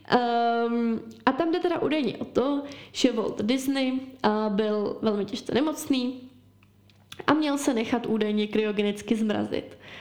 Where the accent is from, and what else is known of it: Czechia